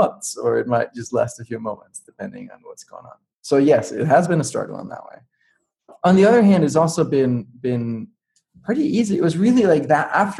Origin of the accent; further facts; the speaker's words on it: Denmark; I grew up in Denmark, and I grew up with computers and software